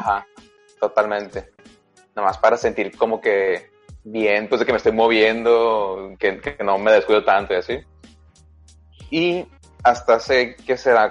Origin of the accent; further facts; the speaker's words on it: Sinaloa, Mexico; la UAS es la Universidad Autónoma de mi estado.